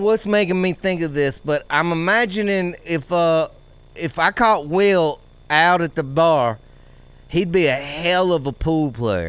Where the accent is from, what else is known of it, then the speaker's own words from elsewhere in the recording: South Louisiana, United States; now in Tennessee, United States; I'm up in Tennessee, obviously, you guys know that, but I grew up down there in South Louisiana